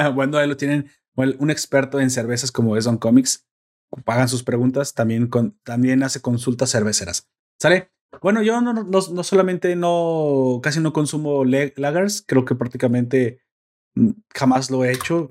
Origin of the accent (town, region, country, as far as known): Mexico